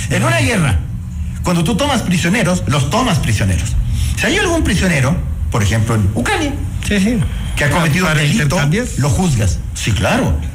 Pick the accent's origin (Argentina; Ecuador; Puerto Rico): Ecuador; Y eso somos los ecuatorianos.